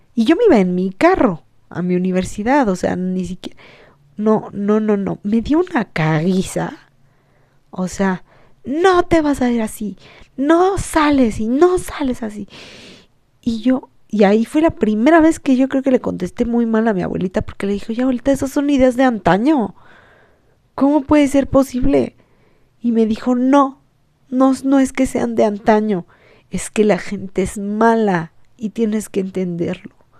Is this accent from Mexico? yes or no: yes; Mexico; los mexicanos somos burlones